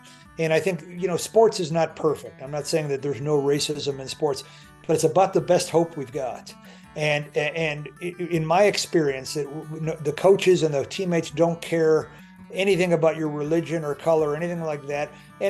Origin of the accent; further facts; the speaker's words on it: Chicago, Illinois, United States; I grew up in Chicago